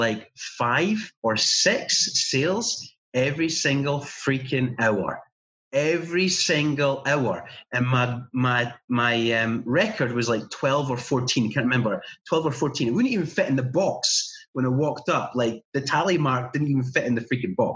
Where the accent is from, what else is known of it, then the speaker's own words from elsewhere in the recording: little town in Scotland, United Kingdom; There was some telesales jobs going on in our town that I could apply for